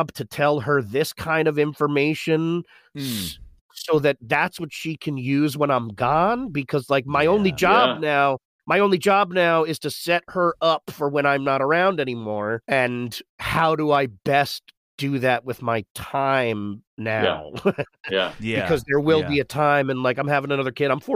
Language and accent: English; New York, United States; moved away; I grew up in New York. I miss it a great, great deal